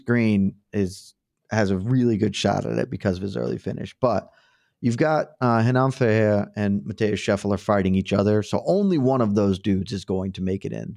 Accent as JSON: {"language": "English", "town": "Savannah", "region": "Georgia", "country": "United States", "tie": "born or raised there", "said": "I, I also was born and raised in Savannah."}